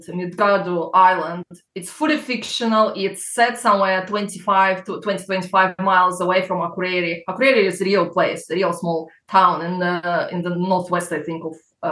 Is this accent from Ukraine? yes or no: yes; Crimea, Ukraine; accent: Russian; English is a second language; moved away as an adult; also born or lived in Belarus / England; now in United Kingdom; Then I was 6. We moved to Crimea, which was part of Ukraine.